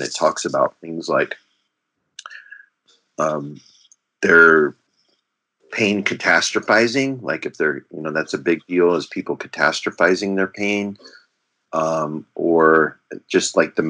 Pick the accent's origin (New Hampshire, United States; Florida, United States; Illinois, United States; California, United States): California, United States; I'm originally from the West Coast in California, so it's nice to be back on the left coast, or they say the best coast.